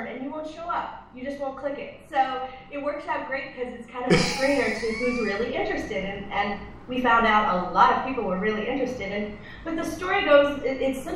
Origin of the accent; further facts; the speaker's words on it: Connecticut, United States; also born or lived in Northern California / Southern California; now in California, United States; I'm from Connecticut originally